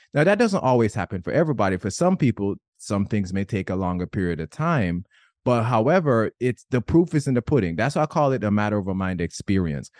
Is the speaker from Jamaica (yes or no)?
yes; Jamaica; I'm Jamaican